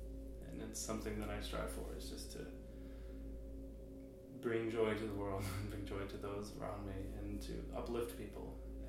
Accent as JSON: {"language": "English", "region": "New York", "country": "United States", "lives_now": "Norwalk, United States", "said": "I'm from upstate New York, but I've lived all over the place. But now I live in Norwalk, Connecticut."}